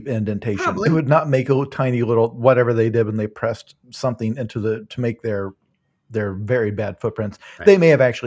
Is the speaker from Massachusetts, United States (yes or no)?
no; rural Illinois, United States; I am not from Appalachia, but I am from close to it. I am from not far from Kentucky in rural Illinois.